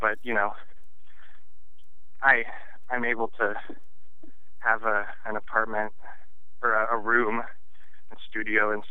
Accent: Minnesota, United States; moved away as an adult; also born or lived in Chicago; growing up in Minnesota and then going to Chicago for school

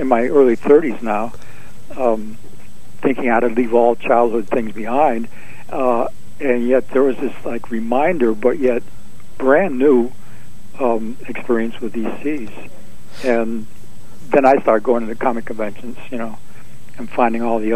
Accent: Binghamton, New York, United States; moved away as an adult; also born or lived in Greenwich Village, New York; being away from Binghamton, my hometown, Rod Serling's hometown

